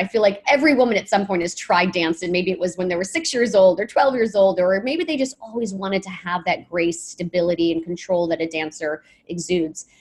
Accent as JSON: {"language": "English", "region": "Michigan", "country": "United States", "tie": "born or raised there", "said": "growing up in Michigan, um, good Miss Midwestern roots"}